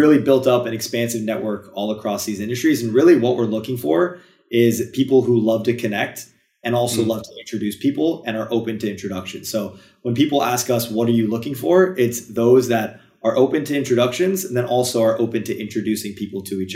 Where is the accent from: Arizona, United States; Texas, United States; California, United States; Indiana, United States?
California, United States; Los Angeles; I'm from Los Angeles